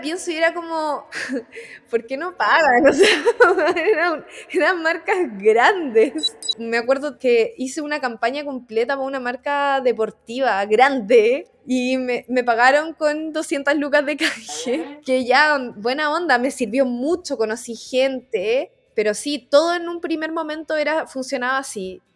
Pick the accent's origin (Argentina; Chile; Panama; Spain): Chile; La Serena, Coquimbo; moved away as an adult; now in Santiago, Chile; yo nací en La Serena, estudié en el Colegio La Serena, estudié en la Universidad Católica del Norte, que queda en Coquimbo, a media hora de mi casa